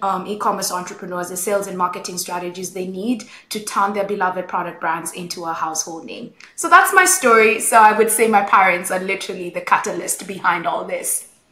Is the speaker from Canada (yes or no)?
no; Nairobi, Kenya; I grew up in Nairobi, Kenya